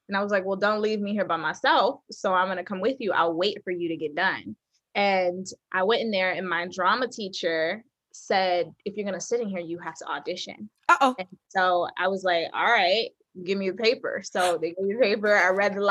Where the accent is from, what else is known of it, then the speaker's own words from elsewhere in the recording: Detroit, Michigan, United States; moved away as an adult; also born or lived in Pittsburgh, Pennsylvania; now in New York, United States; I'm from Detroit, Michigan, born and raised, and went to Cass Technical High School there